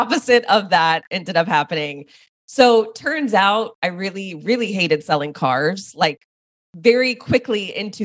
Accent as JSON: {"language": "English", "town": "Dallas", "region": "Texas", "country": "United States", "tie": "born or raised there", "said": "I moved back home to Dallas, which is where I'm from."}